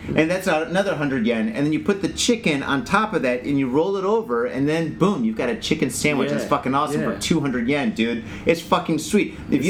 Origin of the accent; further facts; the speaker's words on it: Detroit, Michigan, United States; moved away as an adult; now in Japan; I'm from Detroit, and that's pretty blue-collar